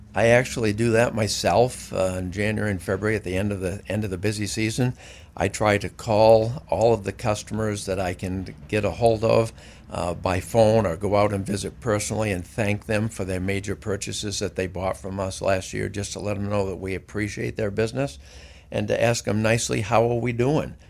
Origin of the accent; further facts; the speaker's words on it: Greene, Maine, United States; also born or lived in Syracuse; I grew up in Greene